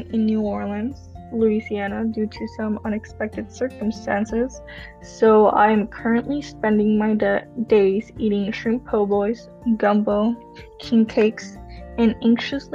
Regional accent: Tijuana, Baja California, Mexico; also born or lived in San Diego, California, United States; now in Kalamazoo, United States; I was born in San Diego, I actually lived across the border in a beautiful city called Tijuana

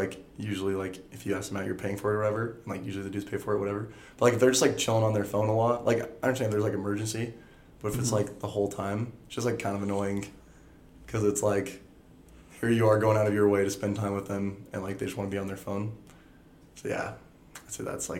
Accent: Malad City, Idaho, United States; born or raised there

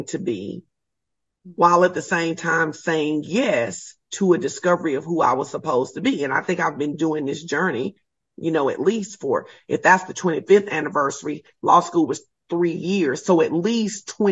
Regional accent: Arkansas, United States; I am originally from Arkansas

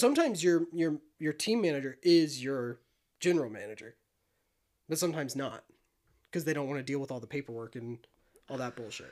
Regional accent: Illinois, United States; I'm from the Midwest

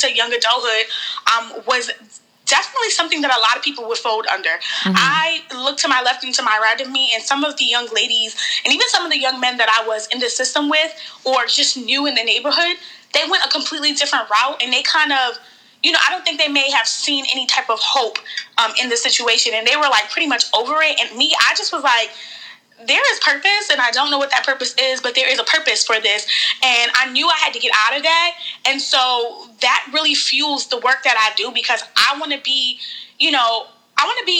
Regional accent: New York City, New York, United States; moved away as an adult; now in Baltimore, United States; I was born and raised in New York between the Bronx and Harlem

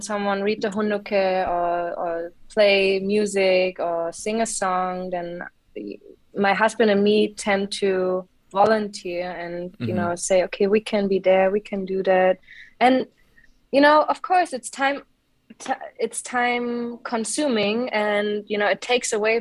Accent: Munich, Bavaria, Germany; now in Mainz, Germany; I grew up in Munich, in Bavaria, in the beautiful mountains.

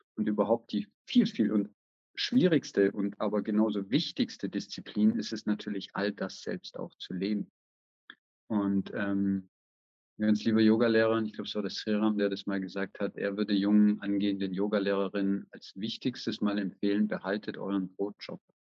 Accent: Germany; moved away as an adult; now in Vienna, Austria; Und ich lebe in Wien, am Rande von Wien mit meiner Familie, bin ursprünglich aus Deutschland

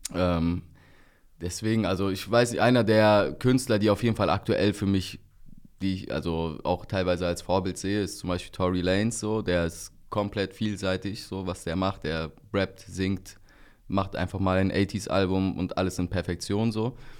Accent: Bergneustadt, North Rhine-Westphalia, Germany; da wo ich herkomme, aus Bergneustadt, Grüße gehen raus an die Heimat, 51702. Ähm, da bin ich halt überwiegend unter türkischsprachigen Leuten aufgewachsen

